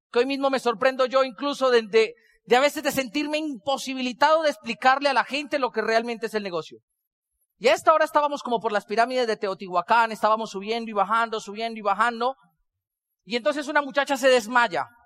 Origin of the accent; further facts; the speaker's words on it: Colombia; ¿Y de dónde eres tú? Yo le digo, soy colombiano.